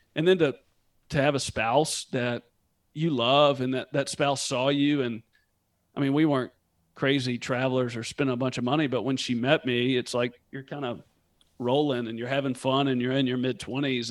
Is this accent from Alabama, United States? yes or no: no; Memphis, Tennessee, United States; also born or lived in Northern California; was born and raised in Memphis and lived here